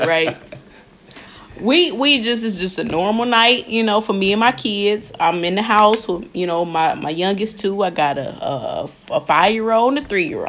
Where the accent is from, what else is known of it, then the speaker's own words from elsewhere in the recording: Wisconsin, United States; That's where I'm from. I'm not from Kenosha. I'm from Wisconsin